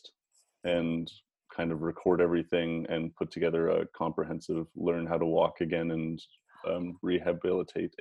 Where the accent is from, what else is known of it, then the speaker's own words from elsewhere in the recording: Calgary, Alberta, Canada; moved away; also born or lived in Phoenix; I'm from Calgary, and then I moved to Phoenix.